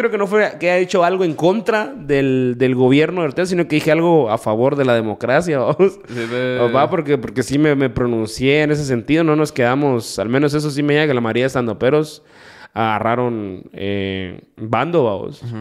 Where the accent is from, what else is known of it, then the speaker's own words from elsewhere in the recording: Guatemala; pero pronto soy guatemalteco, esto, esto, o sea, todo así como con detalles, ¿va?